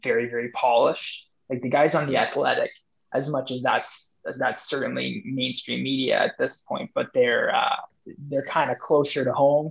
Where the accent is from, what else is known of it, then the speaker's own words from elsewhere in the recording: just outside of Toronto, Ontario, Canada; I'm born in Toronto. I grew up just outside of Toronto